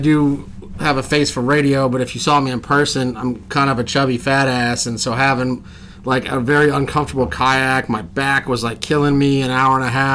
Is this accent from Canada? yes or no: no; Houston, Texas, United States; now in Western Pennsylvania, United States; originally from Houston, Texas. Did a lot of saltwater wade fishing when I was younger